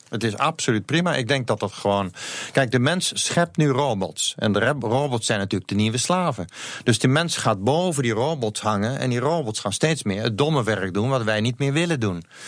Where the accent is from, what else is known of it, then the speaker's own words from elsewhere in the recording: Netherlands; vinden wij het makkelijk als Nederlander om Nederlands te praten.